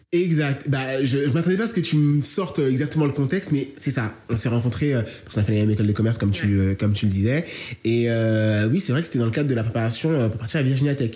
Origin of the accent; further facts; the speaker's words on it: Marseille, Provence-Alpes-Côte d'Azur, France; accent: Marseillais; j'ai l'accent marseillais